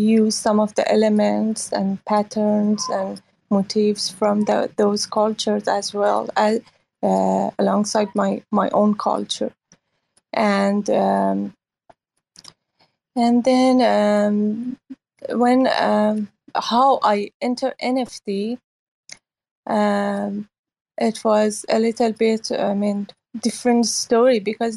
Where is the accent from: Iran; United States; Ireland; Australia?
Iran; moved away as an adult; now in Hong Kong; I grew up in Iran after revolution, and then I lived through Iran and Iraq war, and left Iran 2009